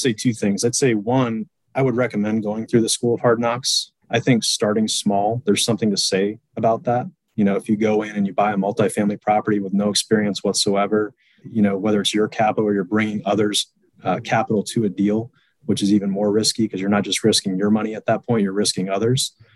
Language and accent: English; Boston, Massachusetts, United States; now in Indianapolis, United States; I'm originally from Boston, Massachusetts. I currently reside in the great Hoosier state uh, in Indianapolis, Indiana